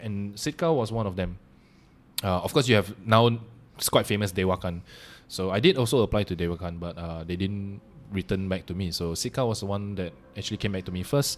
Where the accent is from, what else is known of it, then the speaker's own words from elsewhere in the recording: Malaysia; also born or lived in Singapore / Denmark; I am Malaysian first and foremost